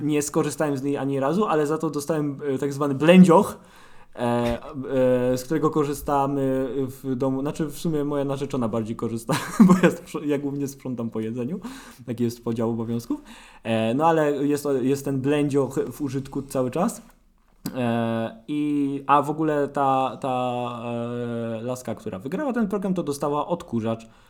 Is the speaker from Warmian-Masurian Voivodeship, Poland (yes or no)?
no; Sosnowiec, Silesian Voivodeship, Poland; jestem z Sosnowca, jestem yy, dziennikarzem